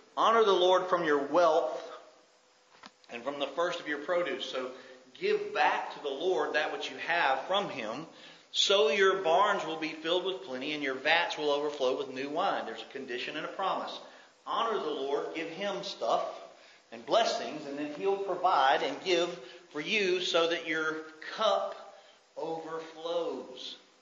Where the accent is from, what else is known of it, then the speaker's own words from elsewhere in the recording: United States; as an American